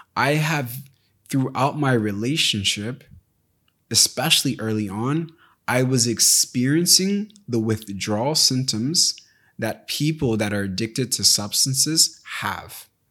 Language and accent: English; United States; I was raised in America, but my parents weren't